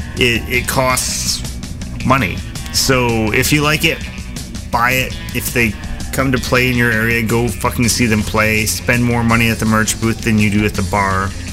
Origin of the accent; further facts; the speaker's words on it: United States; I'm an American